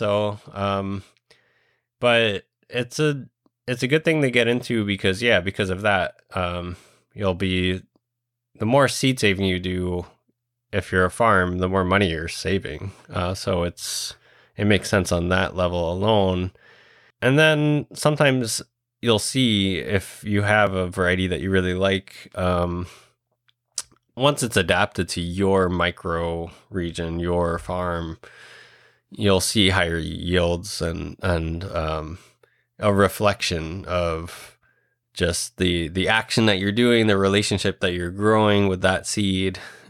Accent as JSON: {"language": "English", "country": "Puerto Rico", "said": "Somebody reached out from Indiana and said, hey, like, I'm from Puerto Rico too, and we grow that seed."}